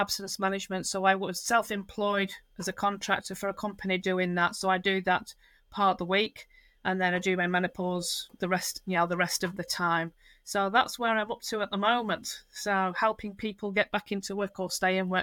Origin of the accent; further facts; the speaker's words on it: Lancashire, near Blackpool, North West England, United Kingdom; moved away; I am originally from Lancashire in the UK, which near a town called Blackpool